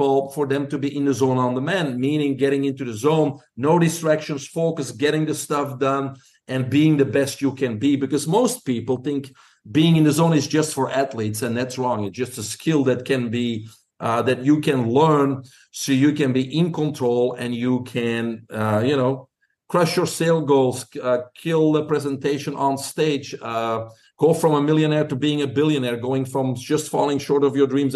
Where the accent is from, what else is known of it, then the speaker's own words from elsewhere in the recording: Belgium; moved away; Your listeners probably can pick up an accent. I'm originally from Belgium